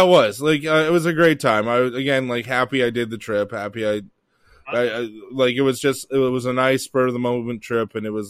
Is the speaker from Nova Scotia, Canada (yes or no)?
yes; Halifax, Nova Scotia, Canada